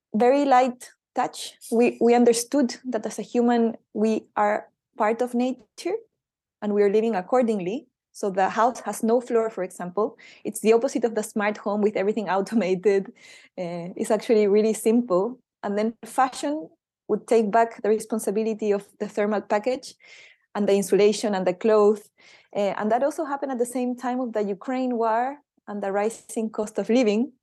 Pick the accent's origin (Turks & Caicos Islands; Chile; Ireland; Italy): Chile; moved away; I'm from Chile